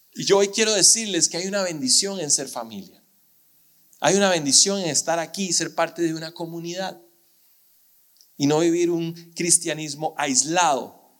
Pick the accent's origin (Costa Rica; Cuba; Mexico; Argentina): Costa Rica; como ticos sentirnos más orgullosos de ser ticos